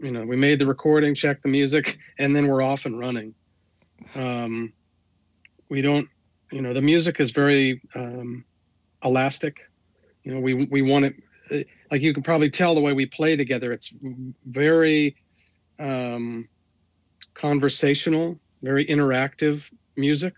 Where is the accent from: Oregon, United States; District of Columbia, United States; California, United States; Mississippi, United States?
District of Columbia, United States; Washington; moved away; I'm from the East Coast. I'm from the Washington, D.C. area.